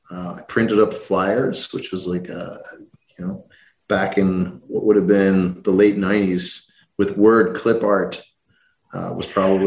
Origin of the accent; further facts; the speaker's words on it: Rathcoole, Leinster, Ireland; also born or lived in Canada; I grew up outside a small town outside Dublin called Rathcoole. It was, you know, a very simple, small town, a couple of thousand people, local school bus would pick me up in front of the house every day.